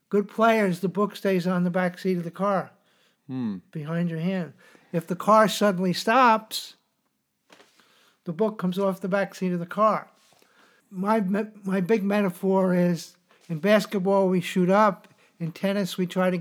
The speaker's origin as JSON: {"language": "English", "town": "New York City", "region": "New York", "country": "United States", "tie": "born or raised there", "said": "I grew up in New York City"}